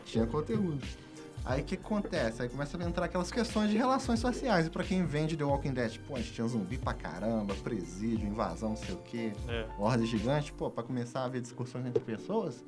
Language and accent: Portuguese; Resende, Rio de Janeiro, Brazil; nascido e criado em Resende